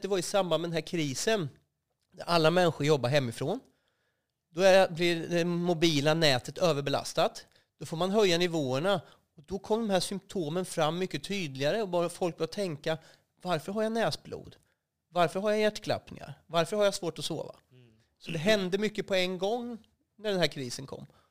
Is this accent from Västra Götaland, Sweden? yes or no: no; Västervik, Kalmar County, Sweden; also born or lived in Vimmerby; Jag är uppvuxen i, i Småland, utanför Västervik, ett ställe som heter Rövrum. Där bodde jag till jag var sexton år.